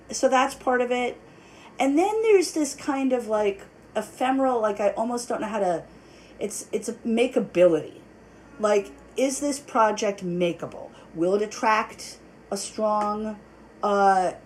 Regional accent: New York City, New York, United States; I grew up in New York City.

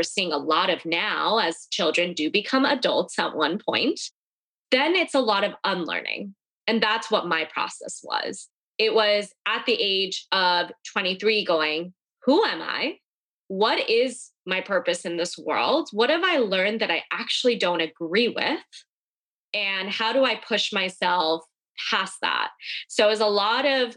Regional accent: United States; I grew up in an Indian American community, and being Indian was what I was very attached

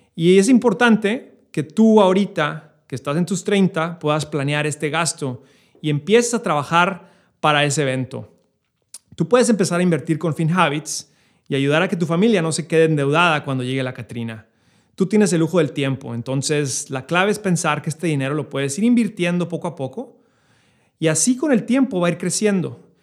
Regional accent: Chihuahua, Mexico; now in New York, United States; yo, como mexicano, eh, creciendo en la frontera eh, en Chihuahua

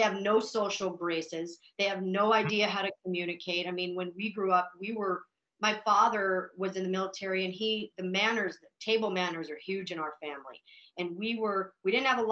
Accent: Billings, Montana, United States; also born or lived in Butte, Montana / Anaconda, Montana / Missoula, Montana; I was born in a mining town called Butte, which is 20 miles from Anaconda. I grew up in Anaconda through just like the first or second grade. My parents had divorced, and then I moved to Billings, Montana

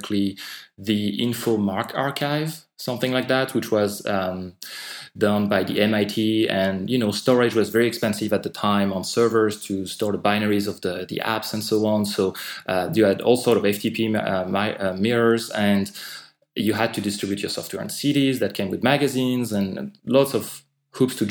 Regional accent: France; accent: French; English is a second language; moved away; I'm actually French. I'm not sure how relevant that is, but I might explain some of my accent

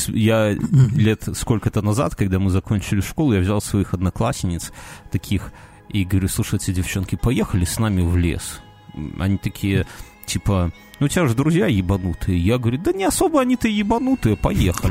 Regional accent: Belarus; мы белорусы

